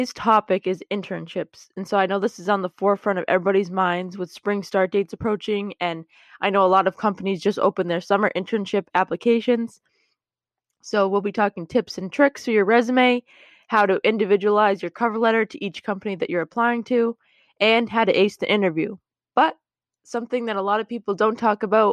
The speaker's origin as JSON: {"language": "English", "region": "Massachusetts", "country": "United States", "said": "I'm from Massachusetts."}